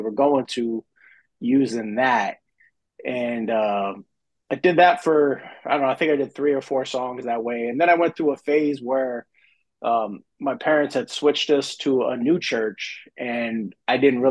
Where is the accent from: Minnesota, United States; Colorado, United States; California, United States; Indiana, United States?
Colorado, United States; also born or lived in Denver / Grand Junction; I'm originally from Colorado. I born in Colorado Springs, and then high school in the Denver area. Kind of bounced back and forth between the two cities for a big portion of my life